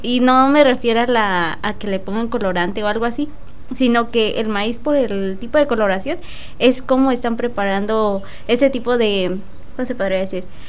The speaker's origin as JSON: {"language": "Spanish", "country": "Mexico", "said": "qué bueno que soy mexicana"}